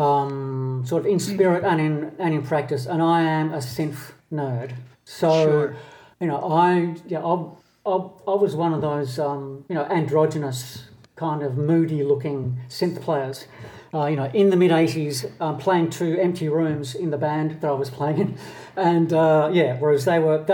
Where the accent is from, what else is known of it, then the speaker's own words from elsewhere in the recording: Australia; accent: Australian; also born or lived in London; only one of us was born in Australia, although we all ended up in Australia by the time we were 5 years of age. I was born in London.